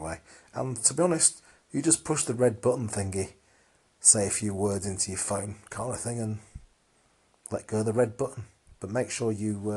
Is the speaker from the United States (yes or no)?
no; England, United Kingdom; I'm English